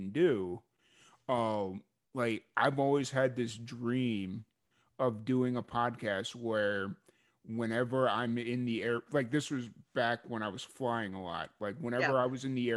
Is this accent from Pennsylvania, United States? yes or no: no; Chicago, Illinois, United States; growing up in Chicago